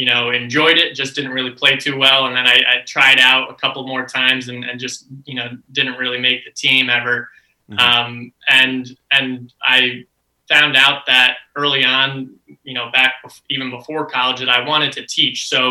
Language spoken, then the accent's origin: English; Saratoga Springs, New York, United States; now in Orlando, United States; I grew up in Saratoga Springs, which is about 3 hours north of New York City